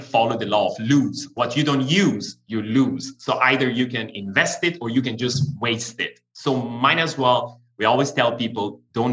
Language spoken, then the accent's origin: English; Iran; English is a second language; moved away as an adult; I'm born and raised in Iran, but I left the country when I was in my early 20s.